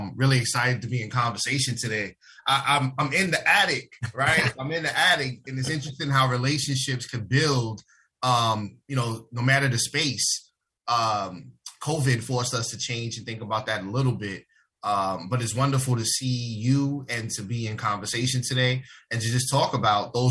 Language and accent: English; New York City, New York, United States; I was born and raised in the South Bronx, 1016 Bryant Avenue